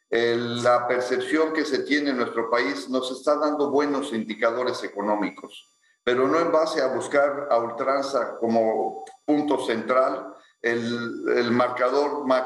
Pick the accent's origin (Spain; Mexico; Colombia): Mexico; Ciudad Victoria, Tamaulipas; born there; los dos nacimos en Ciudad Victoria